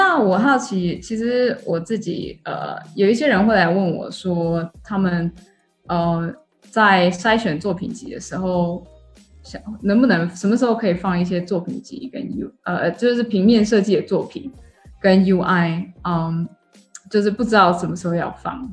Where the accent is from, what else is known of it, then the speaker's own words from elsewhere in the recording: Taichung, Taiwan; moved away as an adult; also born or lived in United States / Shanghai, China; now in Singapore; 我是在台湾出生长大，然后台中人